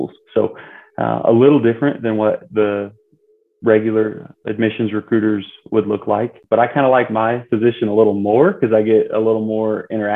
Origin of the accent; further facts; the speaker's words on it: Bowling Green, Missouri, United States; I originally grew up in Bowling Green, Missouri